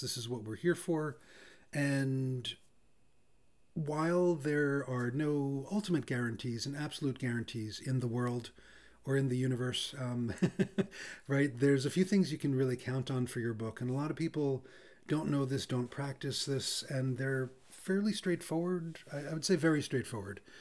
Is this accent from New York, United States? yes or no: yes; New York City, New York, United States; I'm from Brooklyn